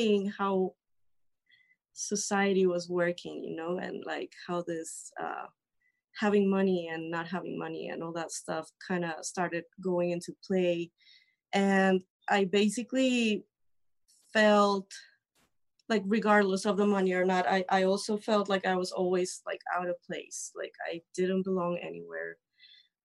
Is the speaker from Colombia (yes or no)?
yes; Colombia; I'm from Colombia.